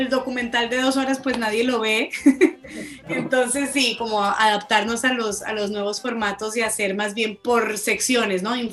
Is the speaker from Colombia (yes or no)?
yes; Colombia; yo me siento como más argentina, como más del sur, y yo decía, no, tengo que hacerle como un, un homenaje a mi país.